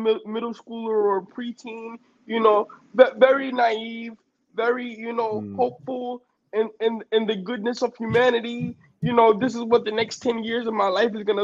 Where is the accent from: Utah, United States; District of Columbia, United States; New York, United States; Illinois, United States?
New York, United States; New York City; born and raised in Brooklyn, New York